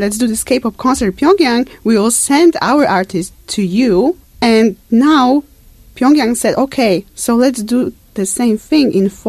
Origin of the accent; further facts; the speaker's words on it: Poland; moved away; I'm from Poland, as you mentioned. I'm from Poland, and Poland has communistic past.